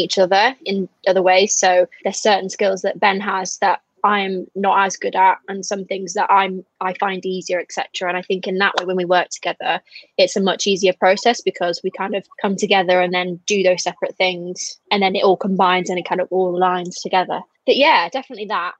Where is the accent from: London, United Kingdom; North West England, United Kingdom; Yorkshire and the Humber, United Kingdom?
Yorkshire and the Humber, United Kingdom; Harrogate; I currently live in Harrogate in North Yorkshire, which I moved there when I was about seven